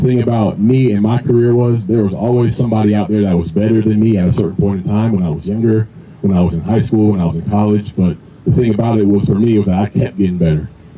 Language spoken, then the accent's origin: English; Ackworth, Georgia, United States; It's crazy for me because I'm a kid I grew up in Ackworth, Georgia. Nobody knows where that is.